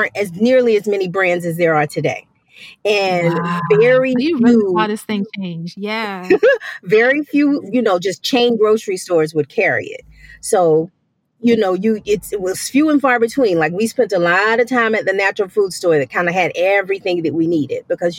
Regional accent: Columbia, South Carolina, United States; also born or lived in Charlotte, North Carolina; I am from Columbia, South Carolina, and I've only lived one other place, and that was like around the corner in Charlotte, North Carolina. So mm-hmm. I'm a Southern girl to the core

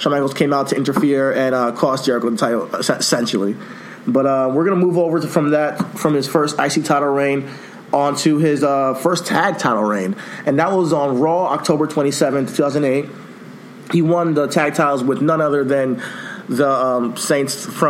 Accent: Nigeria

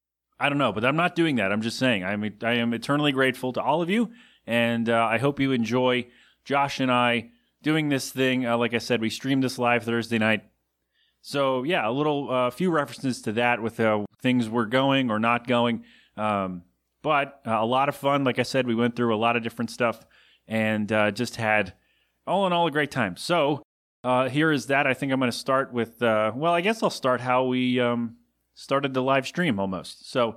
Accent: Philadelphia, Pennsylvania, United States; my hometown.

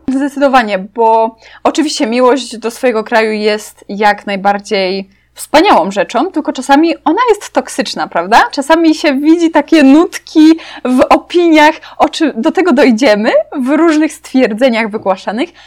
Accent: Poland; Byłam ja z Polski

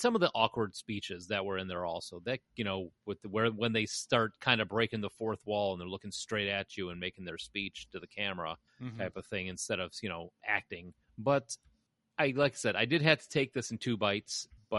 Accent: Tennessee, United States; It's just a thing we do. We're from Tennessee.

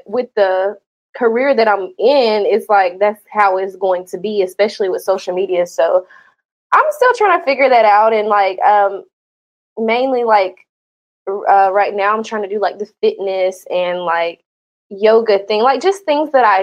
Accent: Georgia, United States; now in Florida, United States; Because I'm from Georgia, so I literally moved like straight from Florida. Straight from Georgia to Florida

